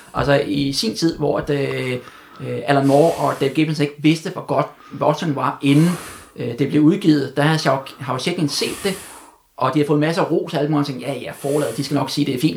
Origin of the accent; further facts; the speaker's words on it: Denmark; jeg var fra Danmark